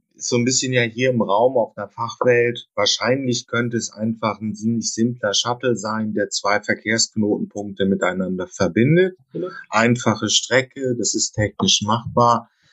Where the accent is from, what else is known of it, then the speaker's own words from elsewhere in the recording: Germany; da sind wir ja Deutsche